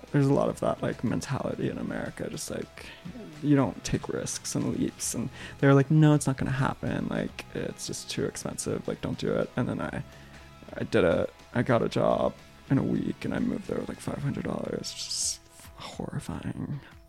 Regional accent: the South, United States; moved away; I'm from the South

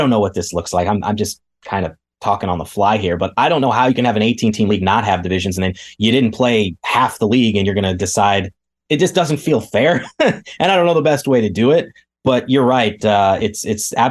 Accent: Kansas, United States; I grew up in Kansas

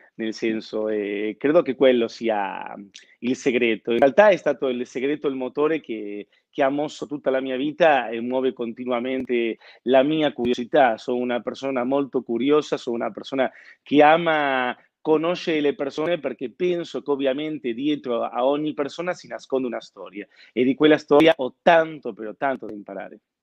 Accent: Buenos Aires, Argentina; now in Milan, Italy; sono argentino, nato a Buenos Aires, eh, Milano ormai è casa mia.

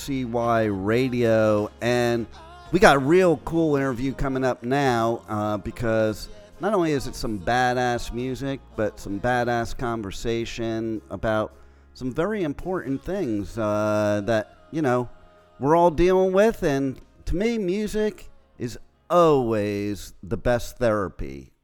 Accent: New Jersey, United States; moved away; I'm originally from Jersey.

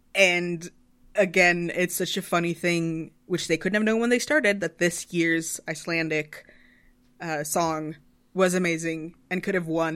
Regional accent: Sweden; I'm from Sweden. We're a tiny nation of, of ten million people.

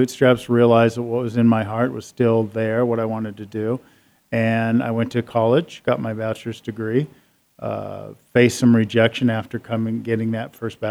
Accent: Seattle, Washington, United States; I grew up in Seattle

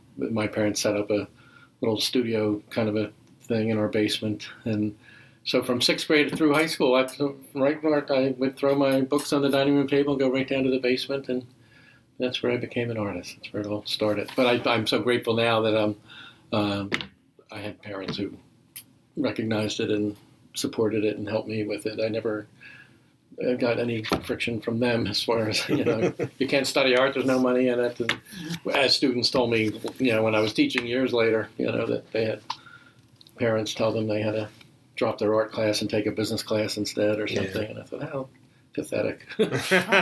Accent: Philadelphia, Pennsylvania, United States; my earliest memories growing up in Northeast Philly at St. Matthew's Parish

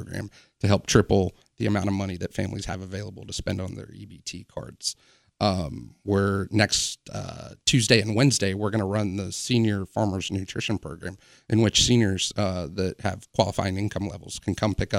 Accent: Wilmington, North Carolina, United States; moved away as an adult; now in Charleston, United States; spent most of my quote-unquote formative years in Wilmington, North Carolina

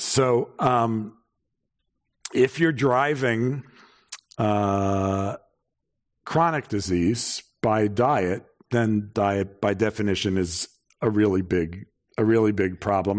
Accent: New York, United States; I'm from New York

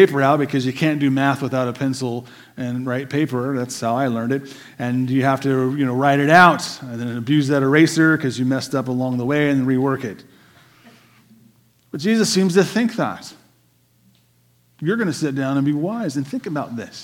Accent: United States

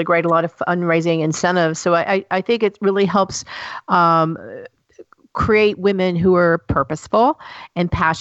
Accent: Tennessee, United States; I'm from the South. I'm from Tennessee

